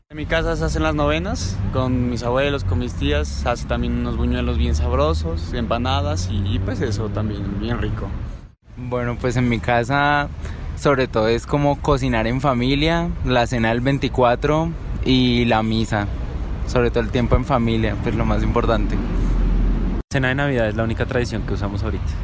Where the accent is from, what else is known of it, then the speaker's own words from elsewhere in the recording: Quindío, Colombia; yo soy del Quindío y hay un pueblo que se llama Quimbaya y allá es muy tradicional los faroles.